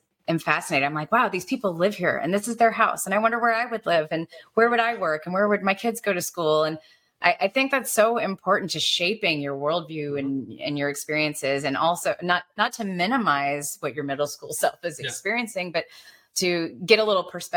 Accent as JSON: {"language": "English", "region": "Alabama", "country": "United States", "tie": "born or raised there", "said": "I'm Asian, you know, growing up in Alabama, I looked different"}